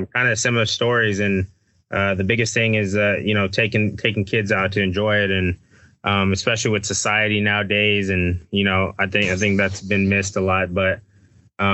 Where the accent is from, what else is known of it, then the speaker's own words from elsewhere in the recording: Texas, United States; I grew up in Texas.